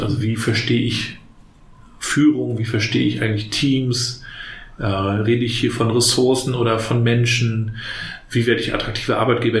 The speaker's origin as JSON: {"language": "German", "town": "Rostock", "region": "Mecklenburg-Vorpommern", "country": "Germany", "tie": "born or raised there", "said": "Ich bin ja noch in der DDR aufgewachsen, in den 80ern hier in Rostock"}